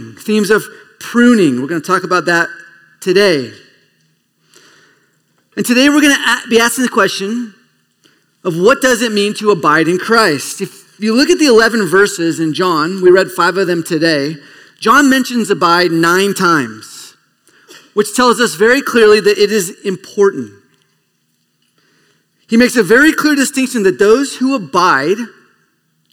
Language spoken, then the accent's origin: English; Escondido, California, United States; I am from Escondido